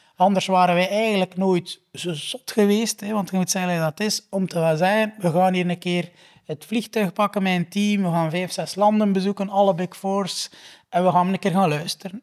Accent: Flanders, Belgium; also born or lived in United Kingdom; ik als Vlaming

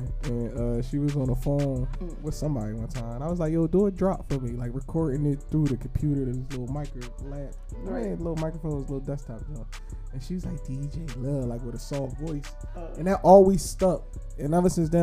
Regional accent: Philadelphia, Pennsylvania, United States; I'm from Philly

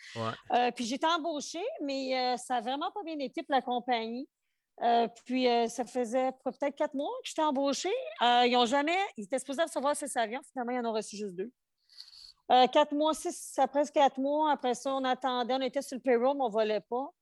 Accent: Outaouais, Quebec, Canada; moved away as an adult; also born or lived in Montreal / Portugal (ancestry); je suis partie de chez nous, de l'Outaouais. Je suis déménager à Montréal, la grande ville

